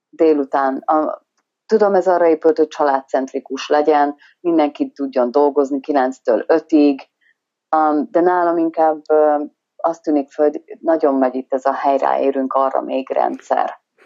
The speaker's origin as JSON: {"language": "Hungarian", "country": "Hungary", "moved": "as an adult", "lives_now": "Western Australia, Australia", "said": "magyar vagyok"}